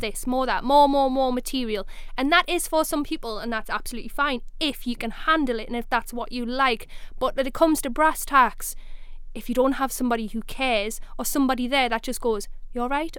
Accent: South Shields, North East England, United Kingdom; I'm from South Shields and I'm proud of it

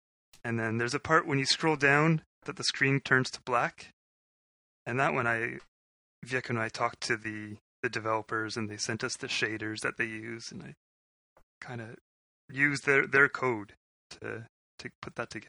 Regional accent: Winnipeg, Manitoba, Canada; I was born in Winnipeg

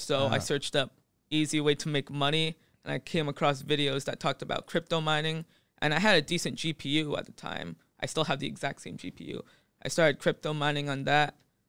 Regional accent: Phuket, Thailand; born there; Yeah, so I was born in Phuket, and I got into crypto last year.

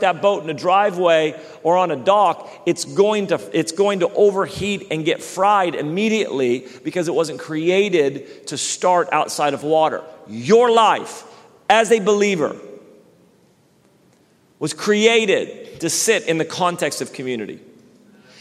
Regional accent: Redding, California, United States; when I grew up in Reading, we have lakes

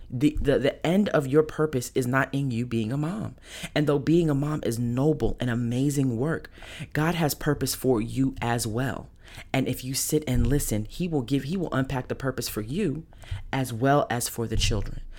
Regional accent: New York, United States; moved away; I'm from New York originally

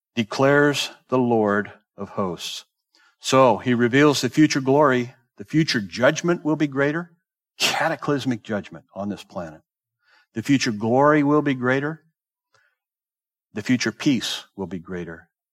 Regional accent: Southern California, United States; moved away; also born or lived in the South / Bay Area; I grew up in Southern California

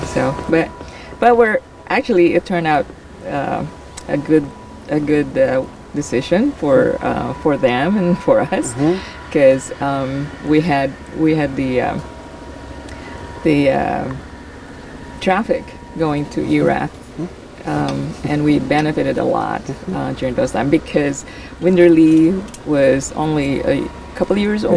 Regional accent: Philippines; moved away as an adult; also born or lived in Saudi Arabia; now in Oregon, United States; I'm originally from the Philippines

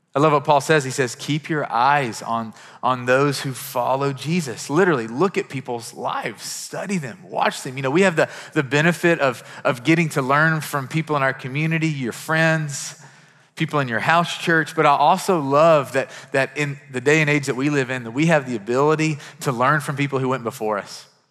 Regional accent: Kentucky, United States; I'm from Kentucky and we have horses

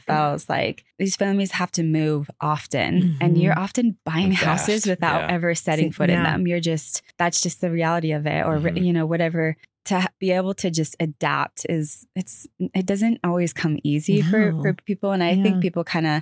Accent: California, United States; moved away as an adult; now in North Carolina, United States; California, where I grew up

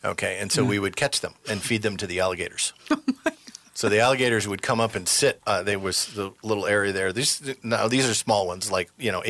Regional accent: Detroit, Michigan, United States; moved away; I'm from Michigan. I grew up in the Detroit area.

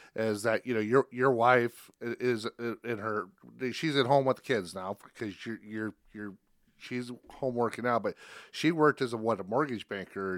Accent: Spencer, Iowa, United States; now in Council Bluffs, United States; I'm not originally from here. I'm from Northwest Iowa, from Spencer

